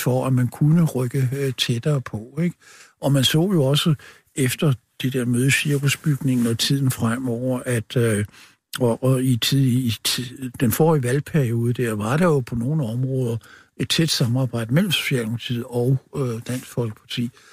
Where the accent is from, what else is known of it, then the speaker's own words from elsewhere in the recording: Copenhagen Western Suburbs, Capital Region of Denmark, Denmark; Jeg kommer fra Københavns Vestegn